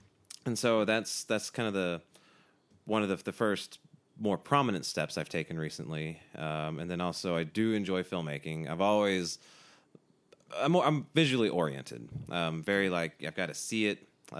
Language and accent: English; Southeast, United States; Yeah, I grew up Protestant in the Southeast U.S.